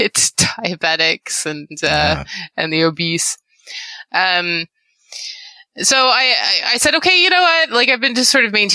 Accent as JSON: {"language": "English", "country": "Canada", "said": "I'm Canadian"}